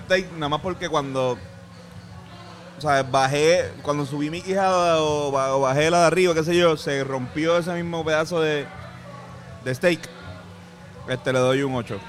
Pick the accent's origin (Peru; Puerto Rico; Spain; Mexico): Puerto Rico; San Juan; yo que soy de San Juan